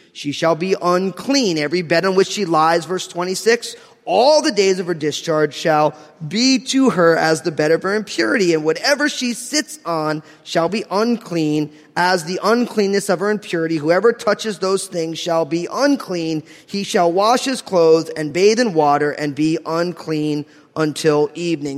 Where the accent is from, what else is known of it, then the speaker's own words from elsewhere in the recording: New Jersey, United States; I'm from New Jersey